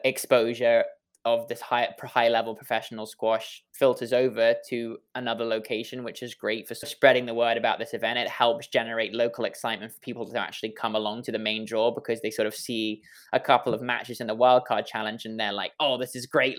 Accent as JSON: {"language": "English", "region": "England", "country": "United Kingdom", "accent": "English", "moved": "yes", "lives_now": "Washington, D.C., United States", "said": "my silly English accent"}